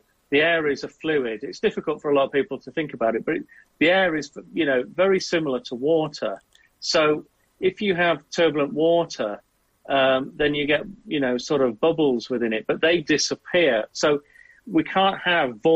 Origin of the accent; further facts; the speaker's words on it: Southwest Wales, United Kingdom; I grew up in Southwest Wales